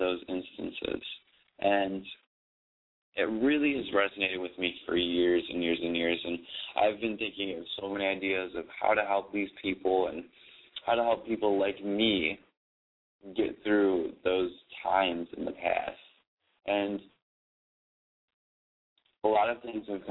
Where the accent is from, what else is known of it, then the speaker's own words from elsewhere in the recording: Buffalo, New York, United States; now in New York City, United States; I was born in Buffalo